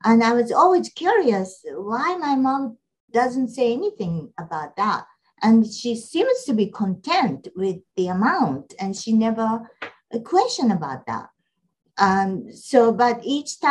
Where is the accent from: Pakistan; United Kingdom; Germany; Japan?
Japan; now in Atlanta, United States; I grew up in Japan